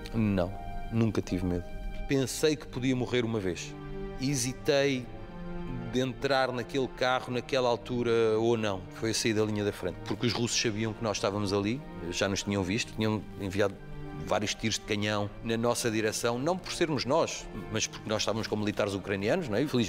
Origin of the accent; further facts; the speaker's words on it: Amadora, Lisbon, Portugal; Nós crescemos naquela rua na Estrada da Damaia.